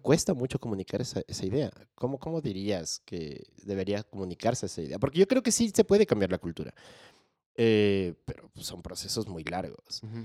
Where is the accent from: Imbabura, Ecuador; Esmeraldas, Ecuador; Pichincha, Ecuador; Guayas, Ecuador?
Pichincha, Ecuador; Quito; nací en Quito, estudié en colegio militar.